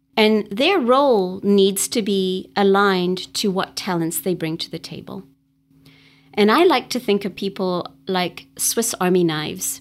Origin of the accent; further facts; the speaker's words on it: Durban, KwaZulu-Natal, South Africa; moved away as an adult; now in United States; I was born in Durban, South Africa, which is along the East Coast